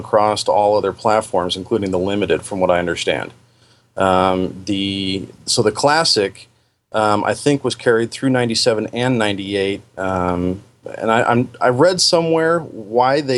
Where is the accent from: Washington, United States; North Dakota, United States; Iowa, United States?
Washington, United States; Puget Sound area; moved away as an adult; now in Oregon, United States; Although I was born and raised up in the Puget Sound area, after my teenage years, I've spent all my time here in Oregon